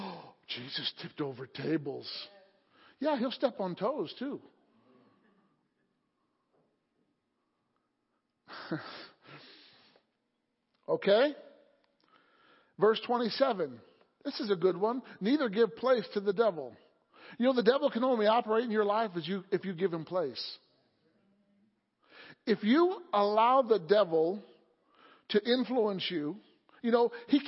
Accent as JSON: {"language": "English", "region": "Illinois", "country": "United States", "tie": "born or raised there", "moved": "yes", "lives_now": "Pennsylvania, United States", "said": "I grew up in Illinois in an older home"}